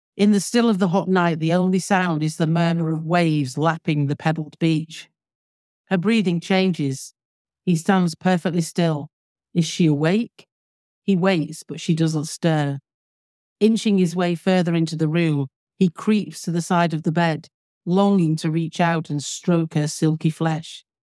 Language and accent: English; Manchester, North West England, United Kingdom; now in Alderney, Guernsey; based around Manchester, because that's where I was born and brought up, as you can probably tell from my accent.